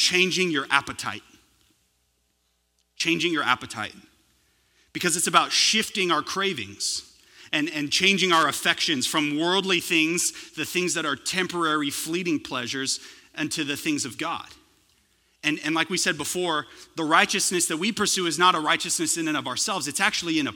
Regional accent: California, United States; now in Texas, United States; I'm originally from California

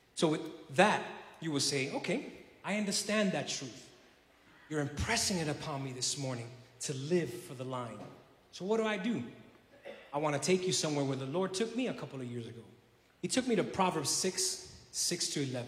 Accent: New York City, New York, United States; also born or lived in South Carolina; now in Puerto Rico; I was originally from, uh, born and raised in Brooklyn, New York City

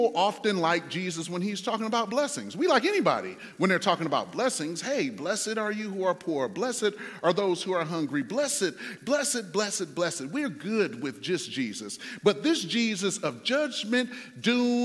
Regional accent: Detroit, Michigan, United States; I was in my hometown, Detroit

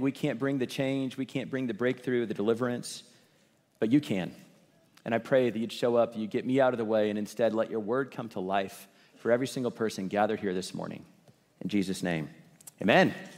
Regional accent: Kansas City, Missouri, United States; I grew up in Kansas City, and I love Kansas City

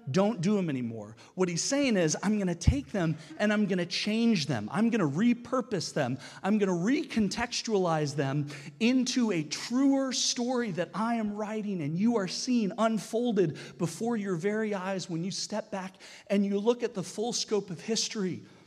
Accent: United States; now in Canada; as an American

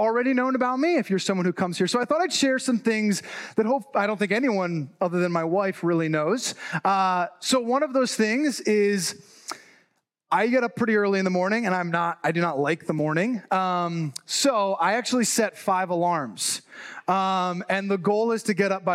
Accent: New Jersey, United States; also born or lived in Chicago; I was actually born and raised in New Jersey

